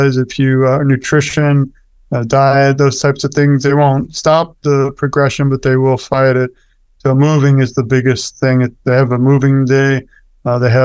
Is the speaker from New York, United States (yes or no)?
yes; New York, United States; we're from New York